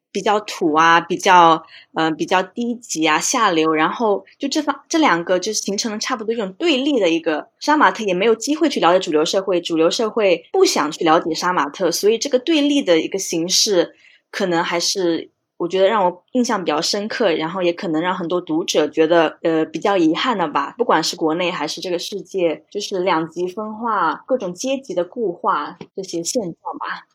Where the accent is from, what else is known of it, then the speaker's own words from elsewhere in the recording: China; 即使像我们可能在国内长大